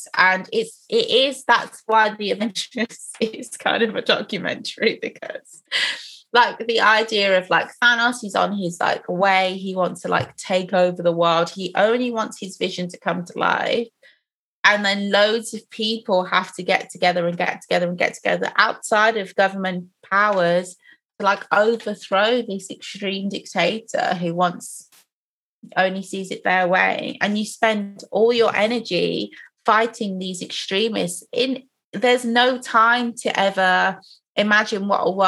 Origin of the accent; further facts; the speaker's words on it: England, United Kingdom; we grew up in England